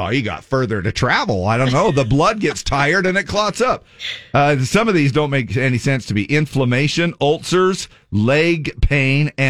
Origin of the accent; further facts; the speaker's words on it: Layton, Utah, United States; I'm from Layton.